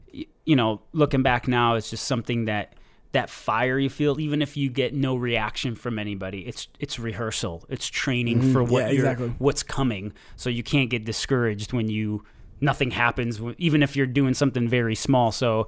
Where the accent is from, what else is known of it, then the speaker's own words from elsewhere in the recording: Watertown, Connecticut, United States; also born or lived in Florida; I came from East Coast, originally from Connecticut, Watertown, Connecticut.